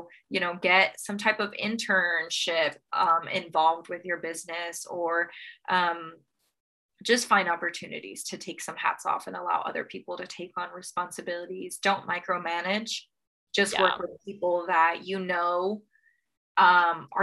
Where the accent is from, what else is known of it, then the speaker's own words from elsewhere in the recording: Texas, United States; I'm from Texas and Texas is pretty conservative